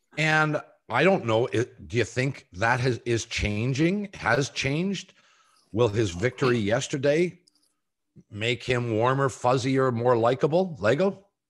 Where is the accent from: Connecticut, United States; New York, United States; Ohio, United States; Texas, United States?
Ohio, United States; Columbus; my hometown